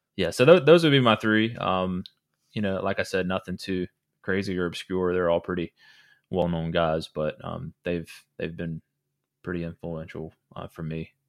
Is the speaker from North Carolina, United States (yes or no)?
yes; Henderson, North Carolina, United States; now in Wake Forest, United States; I was, uh, born and raised in Henderson, North Carolina, which is a small town